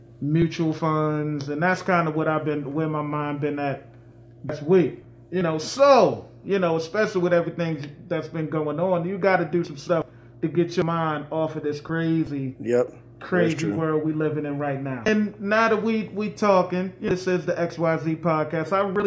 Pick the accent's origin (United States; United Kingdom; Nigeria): United States; New York; I'm from New York, and I can't.